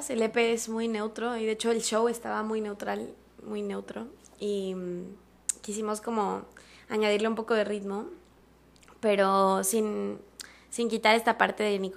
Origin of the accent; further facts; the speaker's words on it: Mexico City, Mexico; born there; pues yo nací en la Ciudad de México, mi papá es brasileño, mi mamá es mexicana.